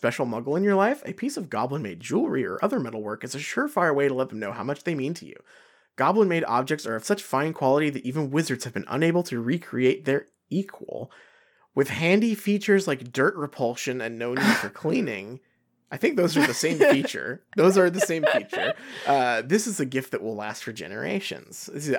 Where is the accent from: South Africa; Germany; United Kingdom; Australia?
Australia; As an Australian, I know that many of us would kill for a relatively instant connection to wizarding locations around the world.